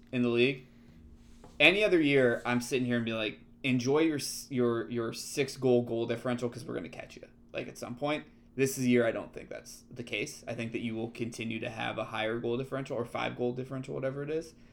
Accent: United States; we're American.

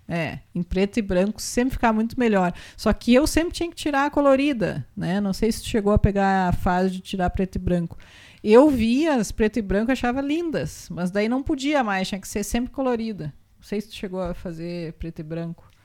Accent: Rolante, Rio Grande do Sul, Brazil; born or raised there

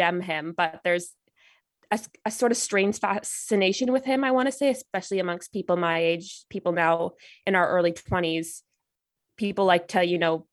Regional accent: Canada; me being Canadian

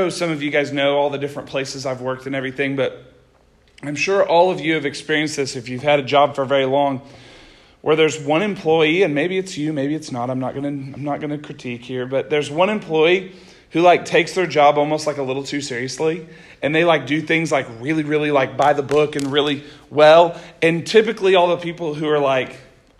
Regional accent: Noble, Oklahoma, United States; now in Northwest Arkansas, United States; I'm from Noble, Oklahoma

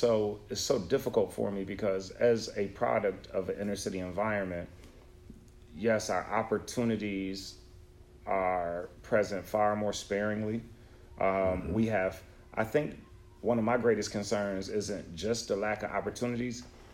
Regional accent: Buffalo, New York, United States; I'm from Buffalo, my brother.

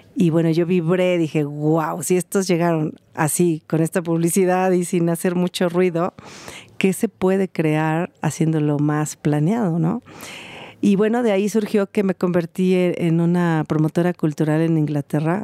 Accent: Mexico; moved away as an adult; also born or lived in London / France / Miami; Soy mexicana y he vivido 20 años en Europa de aquel lado.

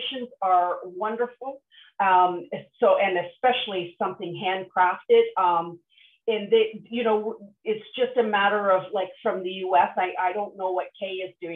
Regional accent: Nova Scotia, Canada; I grew up on the East Coast in Nova Scotia

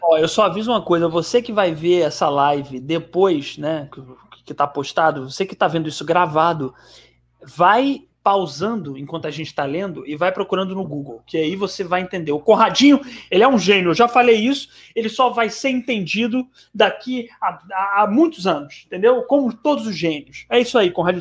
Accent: Ceará, Brazil; eu sou do Ceará

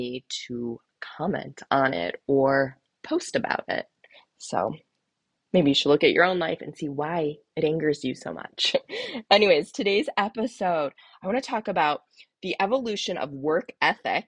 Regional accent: Cleveland, Ohio, United States; I'm not originally from Cleveland. But anyways, I grew up in Cleveland

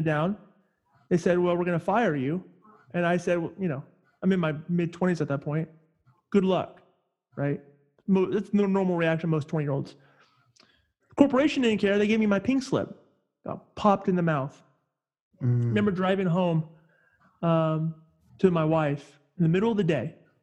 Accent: Northern California, United States; I'm originally from Northern California

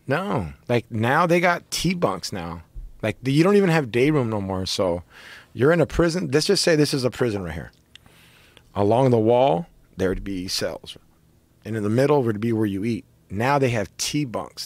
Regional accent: Orange County, California, United States; I'm fucking from Orange County

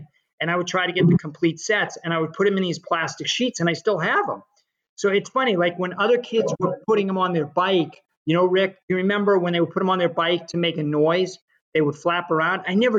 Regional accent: Boston, Massachusetts, United States; Growing up in Boston

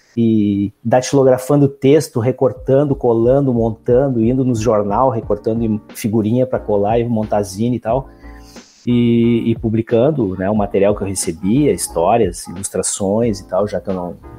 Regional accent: Alvorada, Rio Grande do Sul, Brazil; trabalho na cidade de Alvorada, que é onde eu moro, onde eu me criei, enfim, né? É a minha terra desde sempre.

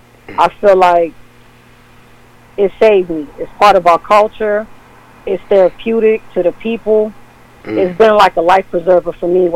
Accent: Chicago, Illinois, United States; I was born and raised in Chicago, Illinois.

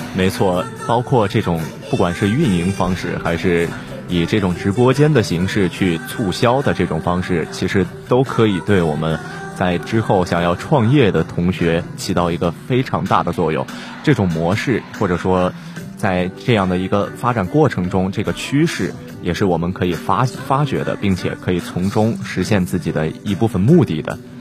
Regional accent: Northwest China, China; 我们西北人口味的奶茶

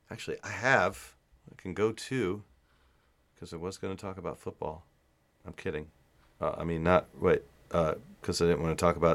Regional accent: Hanau, Hesse, Germany; English is a second language; I'm from Hanau, West Germany, or Germany.

